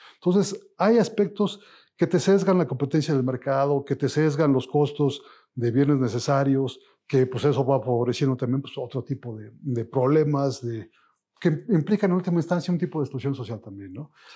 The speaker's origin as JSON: {"language": "Spanish", "country": "Mexico", "said": "vernos en un espejo como mexicanos"}